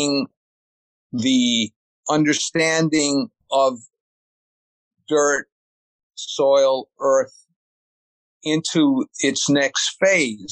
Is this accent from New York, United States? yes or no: yes; New York City suburbs, United States; I was born in New York City, and then my parents, we moved up to the suburb or out to the suburbs